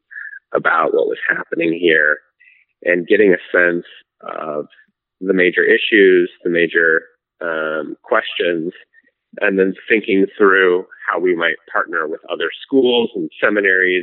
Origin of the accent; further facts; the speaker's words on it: Seattle, Washington, United States; also born or lived in Spokane / Princeton / Amsterdam; I grew up here in North Seattle